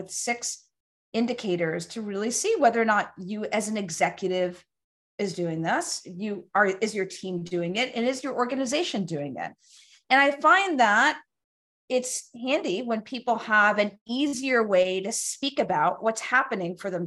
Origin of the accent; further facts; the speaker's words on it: New York City, New York, United States; I grew up in Brooklyn